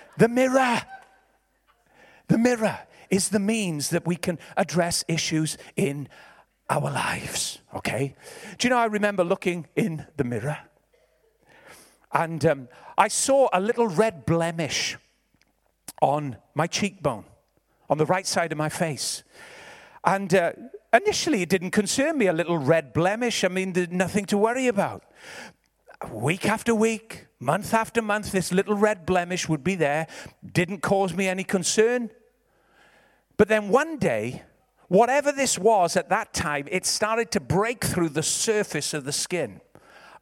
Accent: Ebbw Vale, Wales, United Kingdom; I'm from Ebervale. I'm a Valleys boy

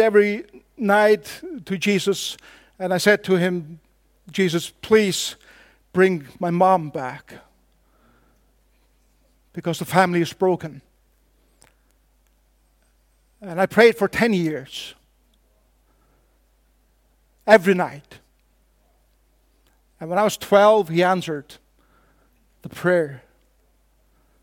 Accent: Faroe Islands; first language Faroese; English is a second language; I come from the Faroe Islands

